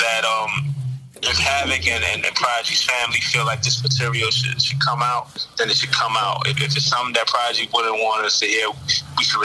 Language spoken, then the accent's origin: English; New York City, New York, United States; I'm from Vernon, 40th side. I'm from 40 side of Vernon